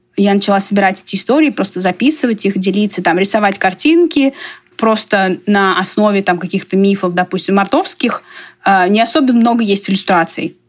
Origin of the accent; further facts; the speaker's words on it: Russia; now in United States; больше вижу себя как мордовка, но я выросла в России